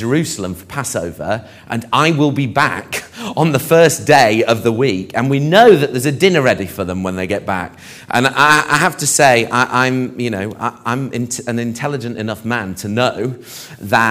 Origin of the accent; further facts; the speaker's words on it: Barnet, London, United Kingdom; we lived in Barnet